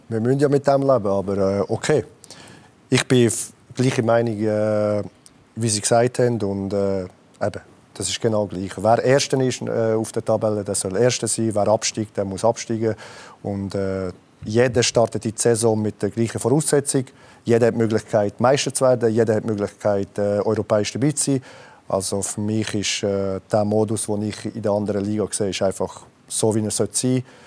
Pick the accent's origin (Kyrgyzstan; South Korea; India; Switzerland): Switzerland; moved away as an adult; also born or lived in Italy / Stuttgart, Germany; Ich bin ja Schweizer Serb, also ich bin hier geboren und habe eine äh, doppelte Staatsbürgerschaft